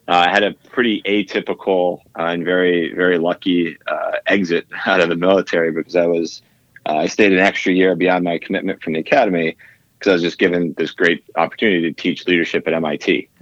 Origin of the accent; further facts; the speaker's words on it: Northeast, United States; I grew up in the Northeast